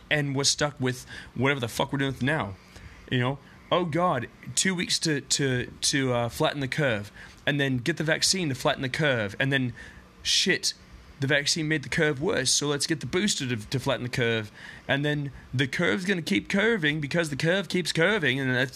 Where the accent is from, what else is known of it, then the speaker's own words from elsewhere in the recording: Los Angeles, California, United States; I was born and raised in Los Angeles, California